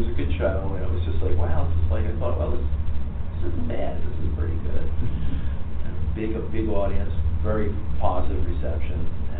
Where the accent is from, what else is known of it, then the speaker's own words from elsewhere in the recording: Philadelphia, Pennsylvania, United States; I live near Philly. I grew up in Philly and stuff.